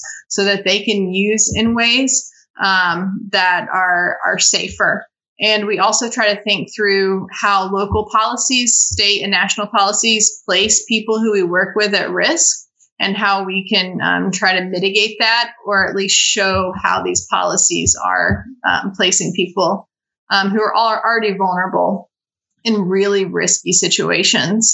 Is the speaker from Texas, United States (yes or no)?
no; Tennessee, United States; also born or lived in South Carolina / Denver, Colorado / Eastern Kentucky; now in Knoxville, United States; going to school in South Carolina and growing up in Tennessee